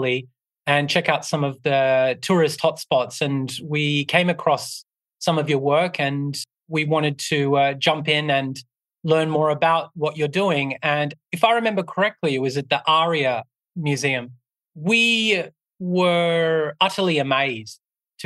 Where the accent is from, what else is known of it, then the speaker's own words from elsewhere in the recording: Australia; I grew up with them in Australia